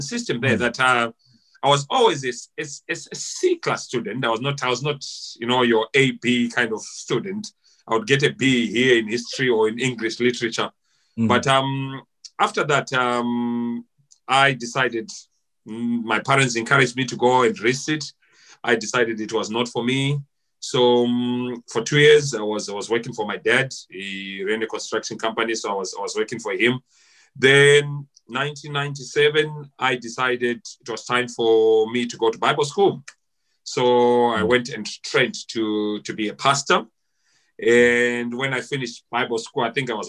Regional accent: Harare, Zimbabwe; also born or lived in Chinhoyi, Zimbabwe; I was born in Chinoy, but I grew up, my parents moved to Harare, I think sometime around 1984-85. So I grew up in Glenora.

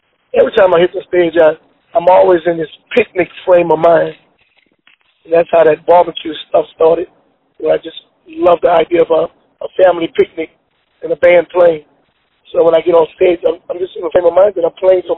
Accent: New Orleans, Louisiana, United States; I grew up in the Lower Ninth Ward.

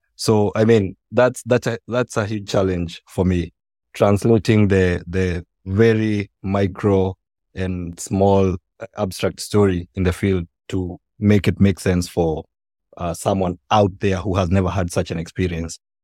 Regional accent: Kenya; when I was growing up, um, I'm from Kenya

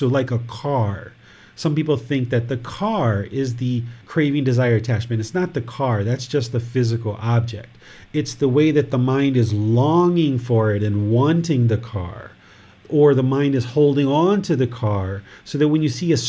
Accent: United States; now in Thailand; this physical body was born in America, and other people consider me American

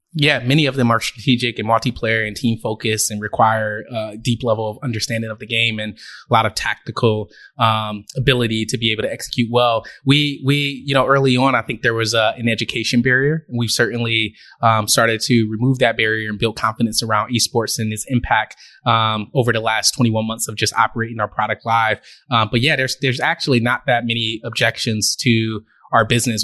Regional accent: Detroit, Michigan, United States; moved away as an adult; now in Los Angeles, United States; born and raised in Detroit, grew up in the Jefferies Projects, then the west side of Detroit

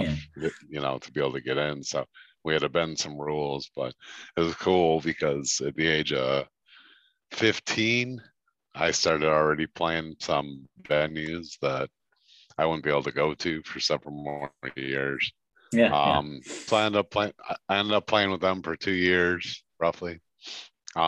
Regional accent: Chicago, Illinois, United States; moved away as an adult; now in Baltimore, United States; I'm from Chicago, Illinois

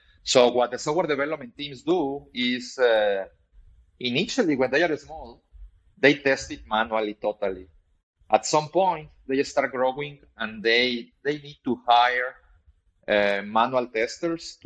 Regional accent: Mexico; I'm originally from Mexico

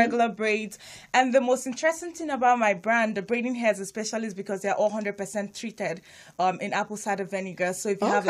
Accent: Nigeria; English is a second language; now in Hawthorne, United States; I'm Nigerian.

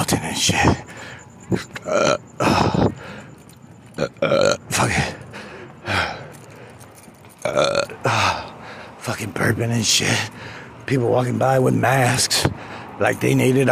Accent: California, United States; I'm not from Compton. I'm from California.

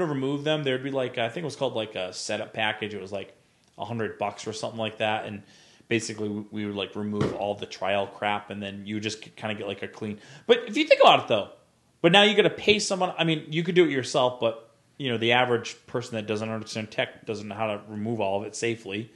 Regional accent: Rhode Island, United States; now in New Bern, United States; I was visiting, uh, Rhode Island a few, uh, back in October, and I was getting directions somewhere, which is kind of funny 'cause I'm like, it's like my hometown

